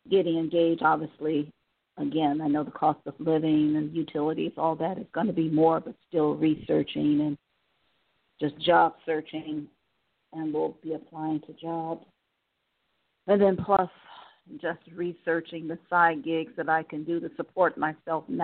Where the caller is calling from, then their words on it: Cleveland, Ohio, United States; Cleveland, Ohio.